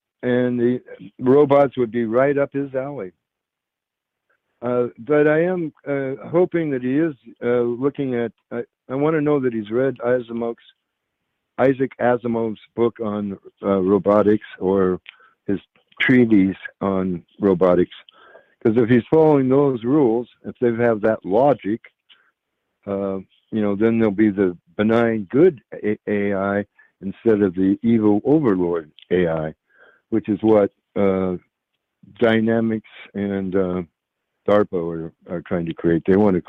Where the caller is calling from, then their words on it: Shelton, Washington, United States; I'm calling from Washington State. Outside of Shelton, Washington.